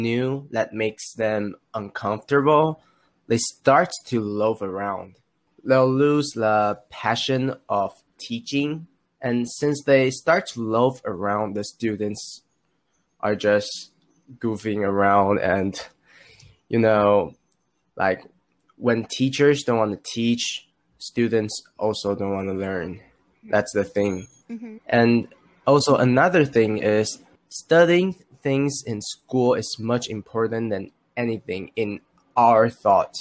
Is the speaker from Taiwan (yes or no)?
yes; Taiwan; English is a second language; I'm from Taiwan and I'm now high school graduated